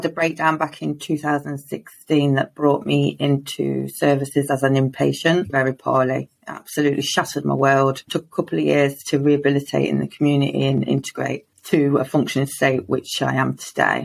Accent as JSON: {"language": "English", "town": "Lincoln", "region": "East Midlands", "country": "United Kingdom", "said": "I'm from Lincoln in the UK"}